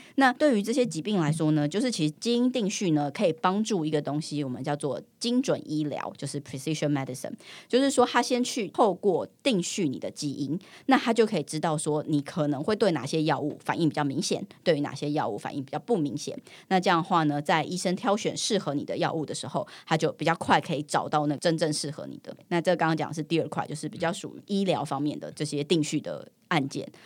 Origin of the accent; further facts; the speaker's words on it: Taiwan; 我是来自于台湾的